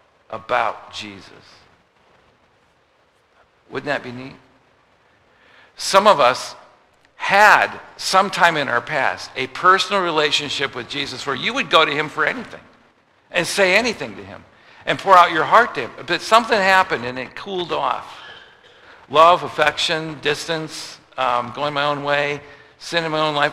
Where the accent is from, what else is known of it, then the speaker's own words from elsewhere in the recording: United States; I'm from America